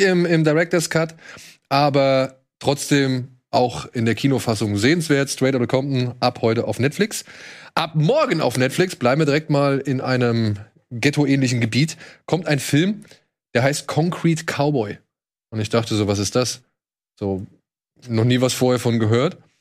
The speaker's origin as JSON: {"language": "German", "town": "Wiesbaden", "region": "Hesse", "country": "Germany", "tie": "born or raised there", "moved": "yes", "said": "meiner alten Heimatstadt Wiesbaden"}